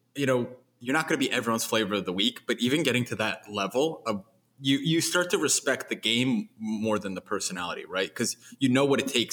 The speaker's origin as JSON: {"language": "English", "town": "Philadelphia", "region": "Pennsylvania", "country": "United States", "said": "I'm a Philadelphian"}